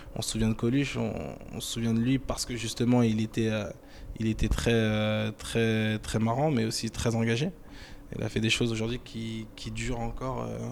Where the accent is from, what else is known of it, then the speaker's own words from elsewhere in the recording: France; je suis né en France, je suis français et fier d'être français